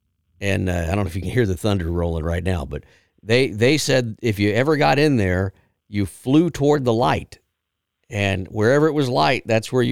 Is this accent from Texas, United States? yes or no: yes; South Texas, United States; I'm from South Texas, where I'm used to heat and humidity.